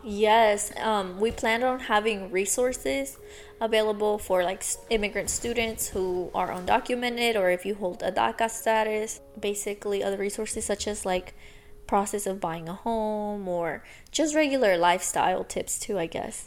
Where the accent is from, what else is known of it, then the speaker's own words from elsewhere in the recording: Texas, United States; I was raised in Texas